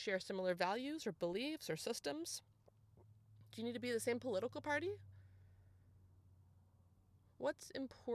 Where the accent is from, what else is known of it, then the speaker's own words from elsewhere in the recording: San Clemente, California, United States; also born or lived in Dana Point; we moved home to our hometown. So, I mean, you guys, our move was like 10 minutes, okay? But we moved from Dana Point to San Clemente. So I moved back to like where I went to high school and junior high and elementary school